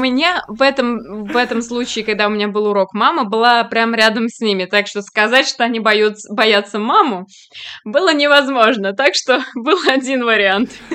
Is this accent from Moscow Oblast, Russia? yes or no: no; Kazan, Tatarstan, Russia; moved away; я просто приехала из Казани, у нас, э, ну, татарской культуре есть шурале